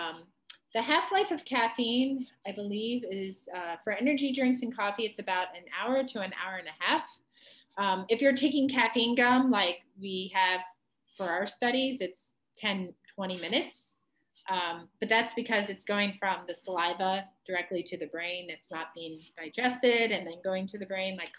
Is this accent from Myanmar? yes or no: no; Ohio, United States; growing up in Ohio.